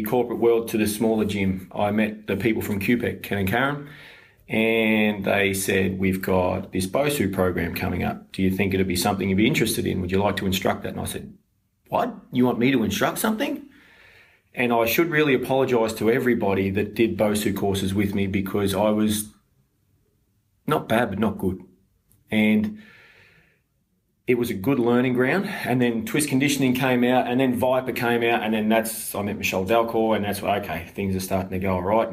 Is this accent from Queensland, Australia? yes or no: yes; Brisbane, Queensland, Australia; I was born in Brisbane